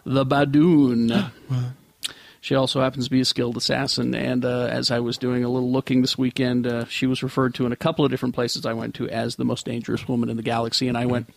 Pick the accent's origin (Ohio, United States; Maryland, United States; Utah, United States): Utah, United States; We're from Utah.